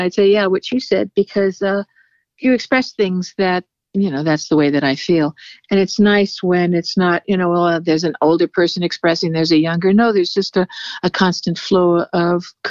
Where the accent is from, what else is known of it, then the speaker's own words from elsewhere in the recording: Los Angeles, California, United States; moved away as an adult; now in Santa Rosa, United States; I'm a Hollywood Indian. My tribe is the Tongva tribe. We are predominantly in the LA Basin